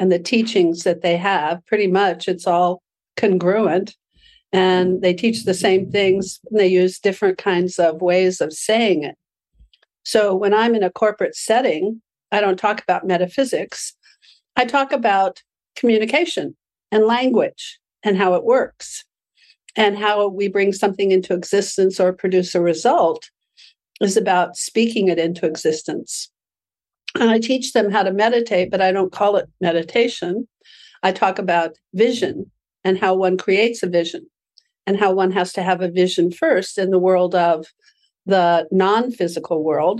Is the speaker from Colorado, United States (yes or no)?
yes; Aspen, Colorado, United States; my hometown of Aspen, Colorado